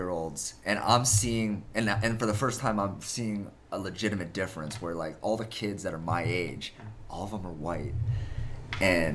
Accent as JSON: {"language": "English", "region": "Pennsylvania", "country": "United States", "tie": "born or raised there", "also_born_or_lived": "Busan, South Korea", "said": "my parents, who live in Pennsylvania"}